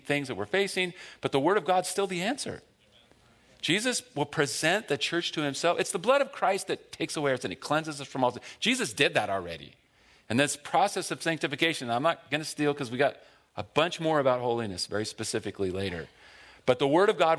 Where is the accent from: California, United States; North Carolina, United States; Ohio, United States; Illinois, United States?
California, United States; Buena Park; I grew up in North Orange County in Buena Park